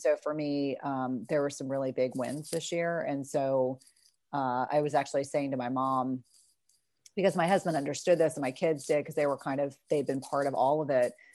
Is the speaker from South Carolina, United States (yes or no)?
yes; South Carolina, United States; moved away; I was born in South Carolina, still have a lot of family there, and have a lot of wonderful memories.